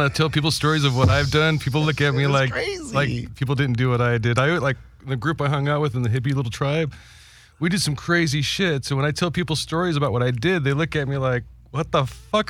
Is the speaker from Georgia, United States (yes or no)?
no; Orange County, California, United States; I'm from Orange County.